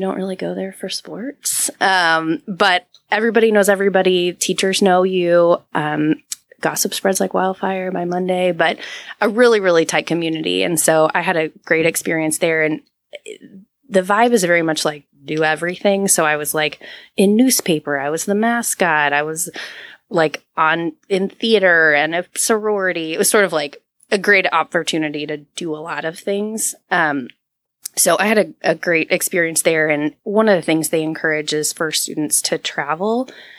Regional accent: San Antonio, Texas, United States; moved away; I don't know as a kid that you really appreciate where you come from until you go back. And so as an adult, I've gone back to San Antonio.

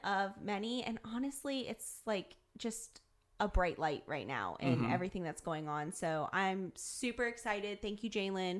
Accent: Columbus, Ohio, United States; moved away as an adult; now in Northern Kentucky, United States; I'm from Columbus, Ohio, actually, originally. So obviously, first 18 years of my life, grew up

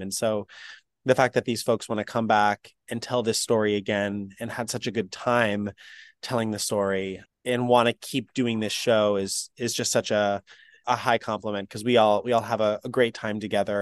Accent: the Berkshires, Western Massachusetts, United States; I grew up in Western Massachusetts in the Berkshires area region

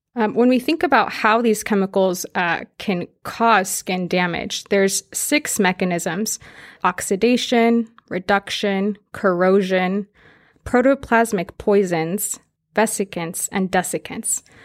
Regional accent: Fresno, California, United States; I'm actually from Fresno

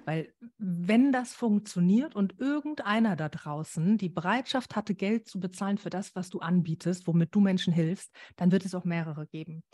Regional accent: Germany; bei uns in Deutschland

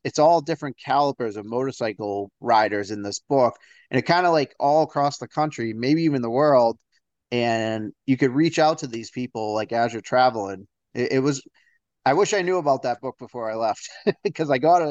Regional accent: Northeast, United States; I'm from the Northeast, so we can be a little tough up here, I guess the word could be

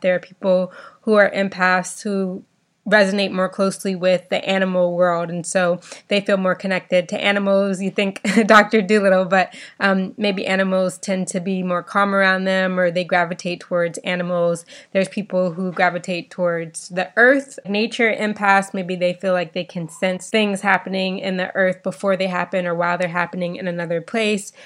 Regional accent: Bahamas; me growing up in the Bahamas

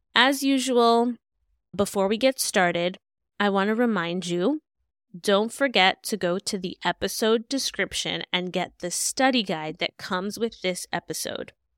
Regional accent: New York City, New York, United States; I was born and raised in Brooklyn

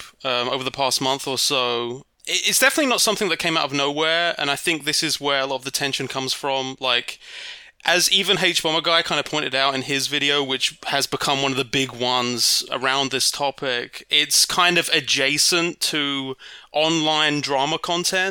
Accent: United Kingdom; moved away as an adult; also born or lived in Ohio, United States; I am British, as you may have noticed, but please don't hold that against me because by marriage, I'm also American

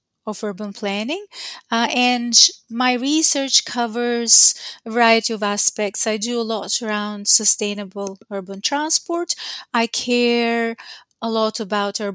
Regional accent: Albania; now in Queensland, Australia; I work at the University of Queensland in Australia, but that's not where I'm originally from. I come from Albania

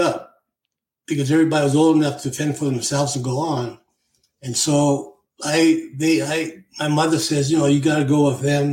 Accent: west coast of Vancouver, British Columbia, Canada; also born or lived in Alberta, Canada; I grew up in Sorel, Alberta, until I was about maybe 3-4 years old. Then my father got a job in the largest pulp and paper mill in the world on the west coast of Vancouver, Canada. And so we all moved

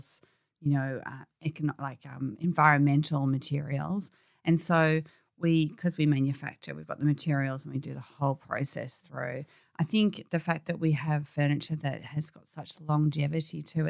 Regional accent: Warrandyte, Victoria, Australia; we grew up in Warrantine and we just sort of down to earth girls

